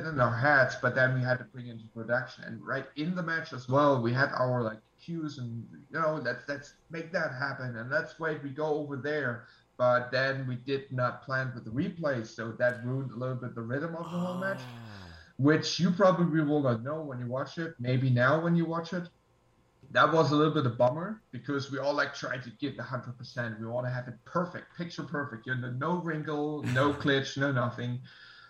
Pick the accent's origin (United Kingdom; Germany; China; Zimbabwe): Germany; I'm from Germany